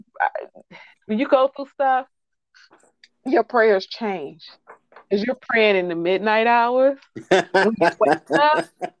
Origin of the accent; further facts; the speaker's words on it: Detroit, Michigan, United States; I am from Detroit, Michigan